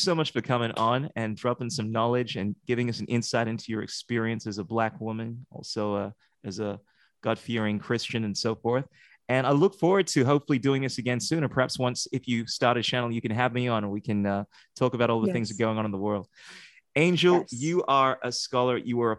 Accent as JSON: {"language": "English", "country": "Ghana", "moved": "yes", "said": "I've always felt a little different in the sense that I'm someone from Ghana. I was born there, and I was trying to identify with the African American culture when I came here"}